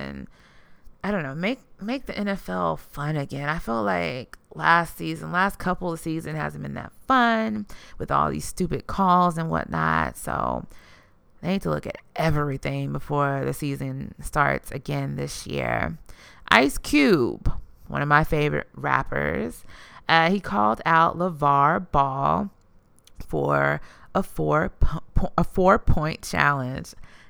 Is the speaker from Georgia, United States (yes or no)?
no; Houston, Texas, United States